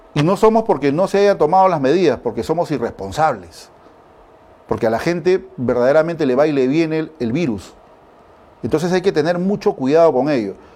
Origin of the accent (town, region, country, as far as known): Peru